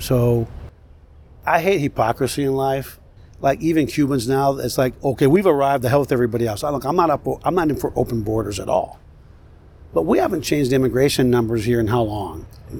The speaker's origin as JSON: {"language": "English", "town": "Los Angeles", "region": "California", "country": "United States", "said": "I'm from Los Angeles."}